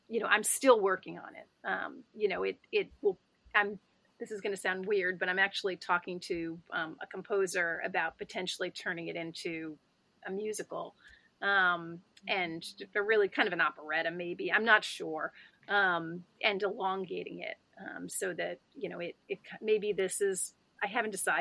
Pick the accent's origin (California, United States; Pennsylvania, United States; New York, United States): New York, United States; I'm a New Yorker who was here during 9/11